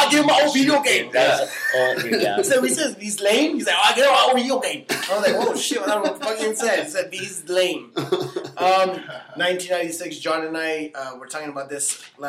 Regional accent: El Paso, Texas, United States; I'm from El Paso.

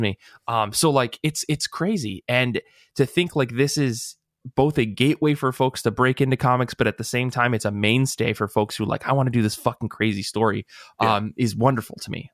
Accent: United States; we're American

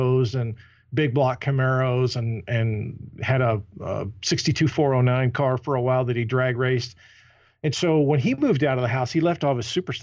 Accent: Louisville, Kentucky, United States; I was born and raised in Louisville, Kentucky, the south end of Louisville

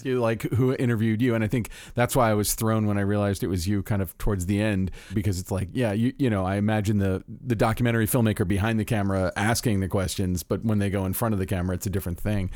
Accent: Florida, United States; I'm from Florida

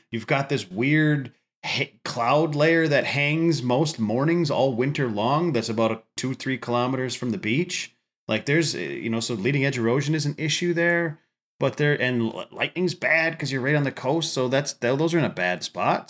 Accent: Upper Midwest, United States; I'm from the Upper Midwest

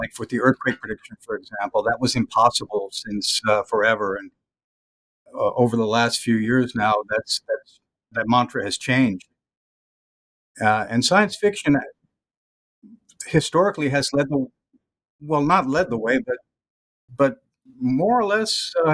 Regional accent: Texas, United States; moved away as an adult; also born or lived in Los Angeles, California; now in Pittsburgh, United States; I'm a Texan, fourth generation

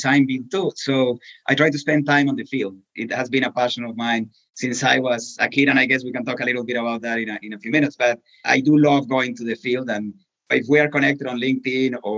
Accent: Colombia; English is a second language; moved away as an adult; now in Pittsburgh, United States; I was born in Colombia in a family that has always been associated with civil engineering

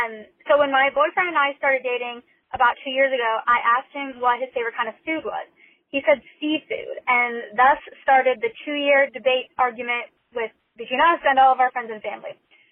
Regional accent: Oregon, United States; I'm from Oregon, where there's simultaneously a lot of kinds of restaurants and none at the same time.

